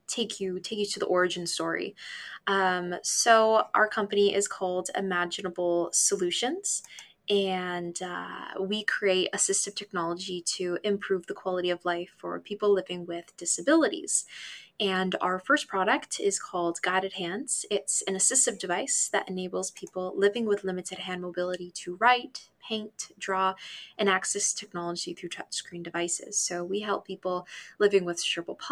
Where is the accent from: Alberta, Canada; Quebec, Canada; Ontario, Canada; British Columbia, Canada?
Ontario, Canada; Hamilton; my hometown, Hamilton.